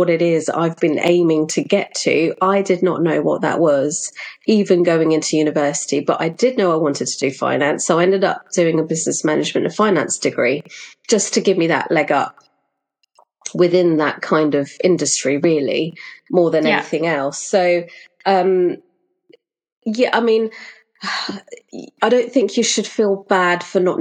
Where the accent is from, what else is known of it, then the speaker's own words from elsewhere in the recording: Mauritius; moved away; also born or lived in London; I was born in London, but when I was around 8 years old, my family up sticks and we moved out to Mauritius. And that's where my family are actually from. So we lived there for quite some time